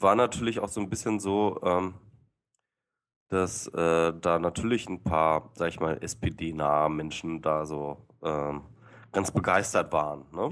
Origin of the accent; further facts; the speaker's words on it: Lower Saxony, Germany; ich äh, bin Niedersachse